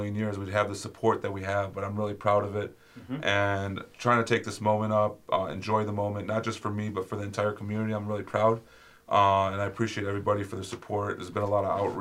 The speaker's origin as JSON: {"language": "English", "town": "Sterling Heights", "region": "Michigan", "country": "United States", "tie": "born or raised there", "said": "I grew up in Sterling Heights at 16 and Ryan"}